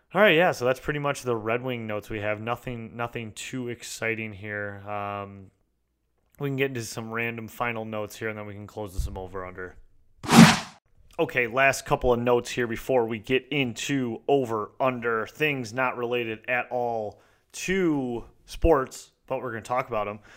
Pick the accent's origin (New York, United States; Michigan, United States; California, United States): Michigan, United States; I'm from Michigan